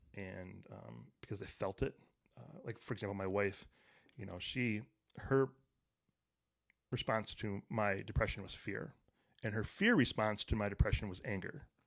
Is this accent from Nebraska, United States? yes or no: no; Detroit, Michigan, United States; I grew up in Detroit